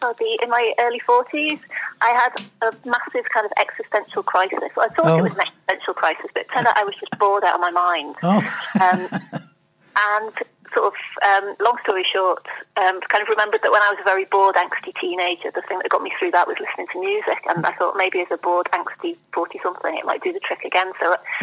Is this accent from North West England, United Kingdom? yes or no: yes; Liverpool, North West England, United Kingdom; moved away; I grew up in Liverpool